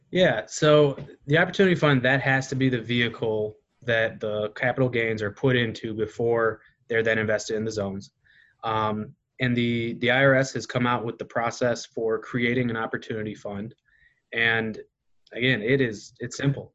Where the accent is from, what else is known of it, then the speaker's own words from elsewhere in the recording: Kankakee, Illinois, United States; coming back to be part of my hometown